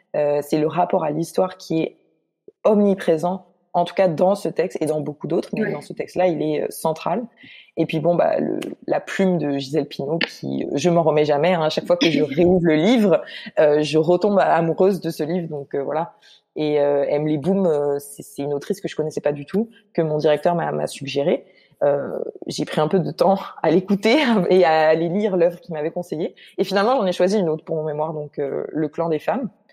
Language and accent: French; Guadeloupe; moved away as an adult; also born or lived in Martinique; now in Montreal, Canada; je suis née en Martinique et j'ai grandi en Guadeloupe. Donc en fait, euh, toute mon enfance et ma vie d'adolescence, je les ai passées en Guadeloupe